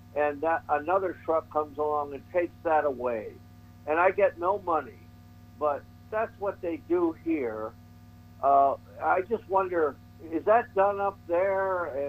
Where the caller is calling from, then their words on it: Boston area, Massachusetts, United States; I'm calling from the Boston area.